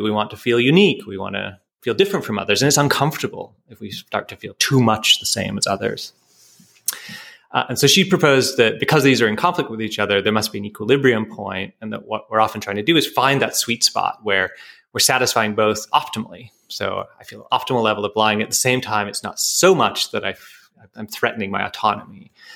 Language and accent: English; Canada; I'm a Canadian, that's part of my identity